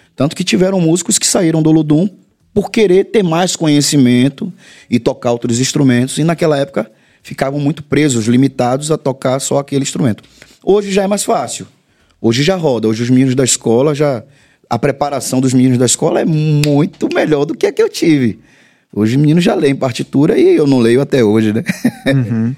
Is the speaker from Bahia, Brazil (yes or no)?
yes; Salvador, Bahia, Brazil; eu sou do bairro de Pernambués